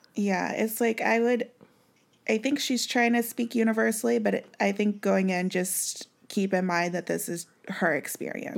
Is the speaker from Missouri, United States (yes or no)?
yes; Kansas City, Missouri, United States; we grew up in Missouri